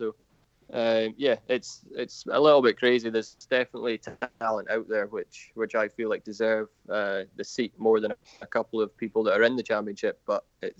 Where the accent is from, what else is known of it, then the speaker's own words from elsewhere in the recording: United Kingdom; obviously being a Brit makes a big difference, because there's not many of us around in the lower classes that Dorn are looking to bring through.